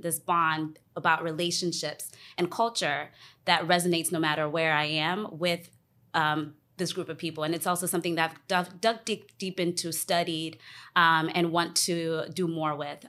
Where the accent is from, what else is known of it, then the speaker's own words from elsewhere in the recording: Alexandria, Virginia, United States; also born or lived in Ghana; now in Washington, DC, United States; I am from Ghana. I was born in Ghana and raised, um, outside of D C, Alexandria.